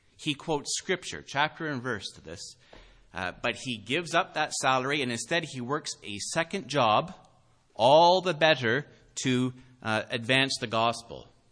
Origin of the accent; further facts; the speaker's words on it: Canada; as Canadian citizens